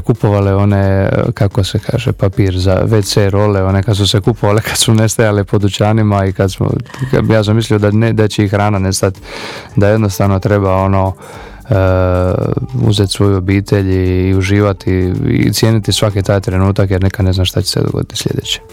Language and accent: Croatian; Šibenik, Šibenik-Knin County, Croatia; ja sam iz Šibenika